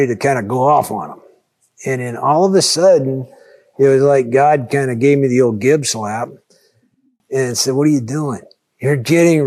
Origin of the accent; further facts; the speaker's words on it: United States; as an American